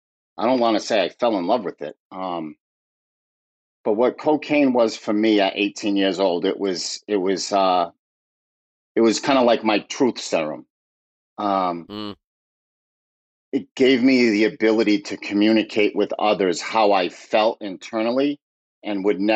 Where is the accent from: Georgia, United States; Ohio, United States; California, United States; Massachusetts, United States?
Massachusetts, United States; Fall River; Fall River is, you know, it's an old mill town. Mm-hmm. Textile industry. You know, it was vibrant at one time. And, you know, the textile industry moved overseas and the mills shut down. It's a tough town. It really is. It's a blue collar town.